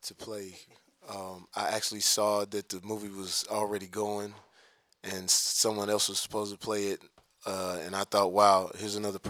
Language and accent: English; Texas, United States; I'm from Texas, so being in the South, there's a racial component, and I love the South. I mean, no other place I'd rather be from